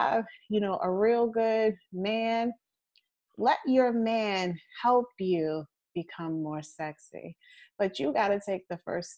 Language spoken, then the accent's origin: English; United States; I wasn't born in Africa. I say I'm American